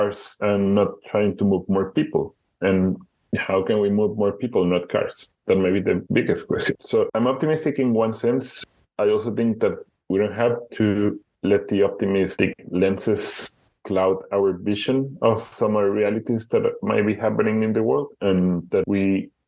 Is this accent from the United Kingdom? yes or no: no; Guadalajara, Jalisco, Mexico; moved away as an adult; also born or lived in Budapest, Hungary; now in Amsterdam, Netherlands; My hometown, Guadalajara, it is a city of 5.3 million inhabitants. It is the second or third largest city in Mexico